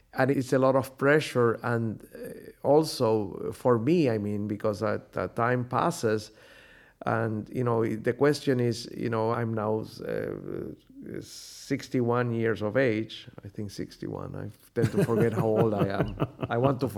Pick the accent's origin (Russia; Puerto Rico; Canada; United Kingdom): Puerto Rico; moved away; also born or lived in Europe; growing up in Puerto Rico, this was before I went to study in Europe